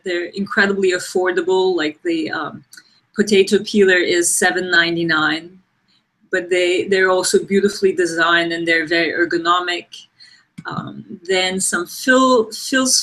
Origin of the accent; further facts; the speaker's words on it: Turkey; moved away as an adult; also born or lived in Ankara, Turkey / New York, United States; I grew up in Turkey. I went to design school in Turkey in Ankara